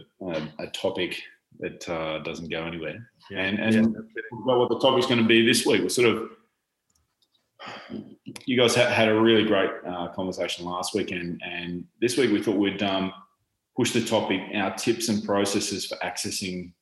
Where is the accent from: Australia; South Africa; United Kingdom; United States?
Australia; moved away; my hometown, which is right in the southeast corner